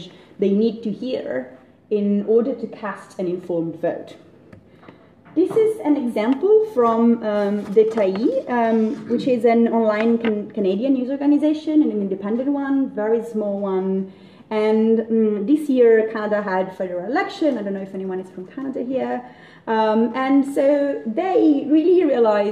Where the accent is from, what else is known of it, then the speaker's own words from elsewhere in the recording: Italy; I'm Italian, I'm not British